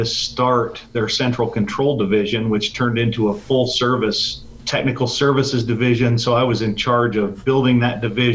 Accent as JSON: {"language": "English", "region": "Colorado", "country": "United States", "also_born_or_lived": "Las Vegas, Nevada", "moved": "as an adult", "said": "I was from Colorado"}